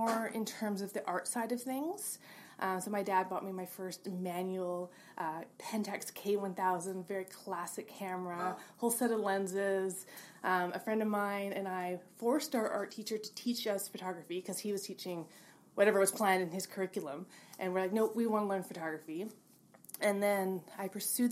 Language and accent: English; Kelowna, British Columbia, Canada; moved away as an adult; also born or lived in Vancouver; I grew up in Kelowna, and I actually went to university here